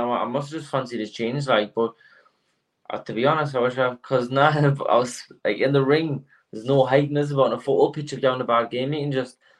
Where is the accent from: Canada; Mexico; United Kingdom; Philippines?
United Kingdom; North Shields, North East England; So I'm from Meadowell originally, which is a pretty rough area, Meadowell, North Shields.